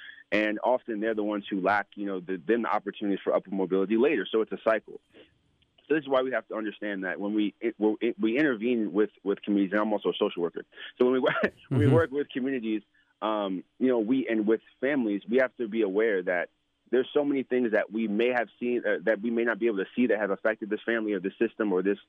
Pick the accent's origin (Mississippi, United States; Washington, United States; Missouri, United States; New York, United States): New York, United States; New York City; born there; I was born in New York. I was born